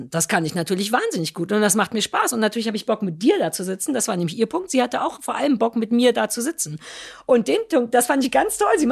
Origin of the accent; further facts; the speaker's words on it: East Germany, Germany; Ein kaltes Buffet, was mich als Ossi noch nicht mehr genug kriegt, dass ich denke, okay, fürs Essen fahre ich